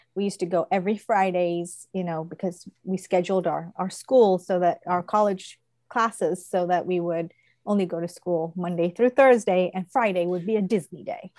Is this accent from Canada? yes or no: no; England, United Kingdom; now in Odenton, United States; I told you I'm from England. I was born in England.